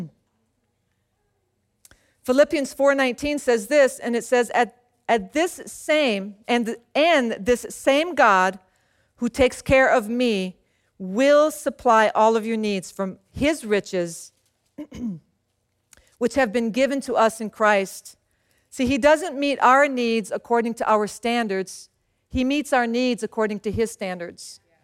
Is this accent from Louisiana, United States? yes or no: yes; Louisiana, United States; moved away; also born or lived in San Antonio, Texas; So I grew up in Louisiana